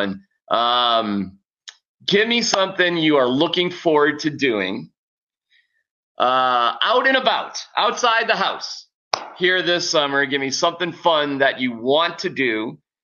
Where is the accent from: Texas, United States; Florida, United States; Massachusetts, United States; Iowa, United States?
Massachusetts, United States; Boston; moved away; I'm from the Boston area